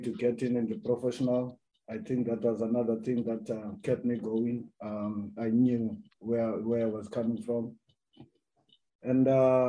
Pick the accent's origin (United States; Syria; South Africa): South Africa; Cape Town, Western Cape; also born or lived in Langa / Gugulethu; I am growing up from Cape Town